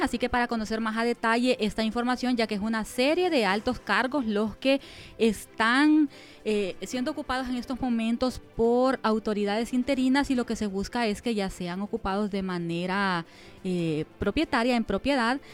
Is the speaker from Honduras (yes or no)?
yes; Güinope, El Paraíso, Honduras; mi pueblo, de Guinope